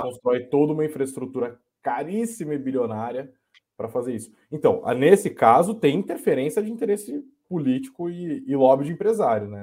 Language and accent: Portuguese; Brazil; como brasileiros, como pagadores de impostos